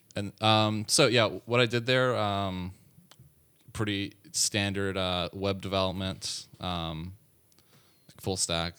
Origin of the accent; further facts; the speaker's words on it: Atlanta, Georgia, United States; moved away; I'm from Atlanta, Georgia, born and raised.